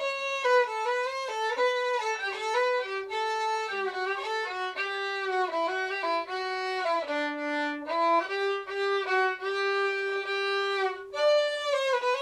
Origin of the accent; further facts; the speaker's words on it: Australia; I'm Australian